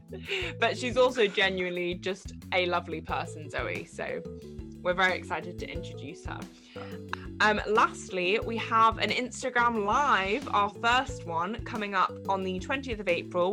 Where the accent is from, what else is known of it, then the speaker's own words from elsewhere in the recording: England, United Kingdom; I am English